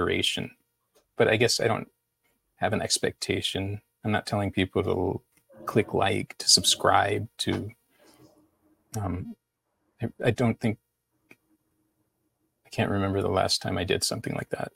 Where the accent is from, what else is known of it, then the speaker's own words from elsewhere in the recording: Houston, Texas, United States; also born or lived in Chicago, Illinois; I was born in Chicago. Then we moved to Houston